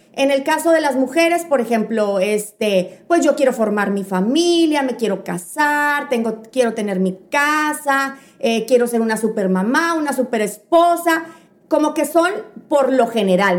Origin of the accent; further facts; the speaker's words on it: Piedras Negras, Coahuila, Mexico; somos de Piedras Negras, aquí en Piedras Negras